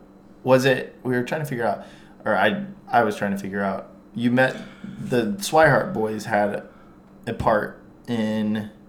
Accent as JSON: {"language": "English", "town": "Sullivan", "region": "Indiana", "country": "United States", "tie": "born or raised there", "said": "I grew up in Sullivan"}